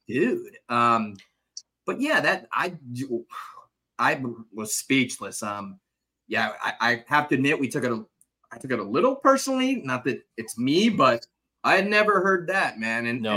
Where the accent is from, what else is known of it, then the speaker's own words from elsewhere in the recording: Southern California, United States; I'm obviously from Southern California